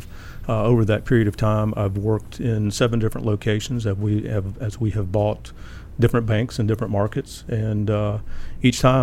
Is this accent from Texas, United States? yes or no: no; South Carolina, United States; Grew up in South Carolina.